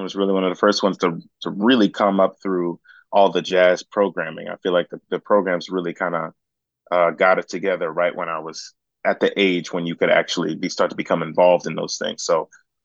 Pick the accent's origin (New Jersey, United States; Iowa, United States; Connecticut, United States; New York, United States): New Jersey, United States; West Orange; I'm from West Orange, New Jersey